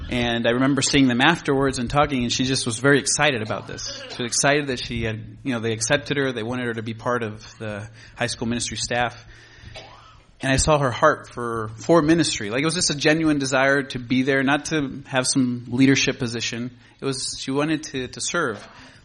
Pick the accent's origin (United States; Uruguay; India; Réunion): Uruguay; also born or lived in Lobos, Argentina; Buenos Aires, Argentina, in a little town called Lobos, which that's where we're going, Lord willing. And I grew up in Uruguay, the smaller country here.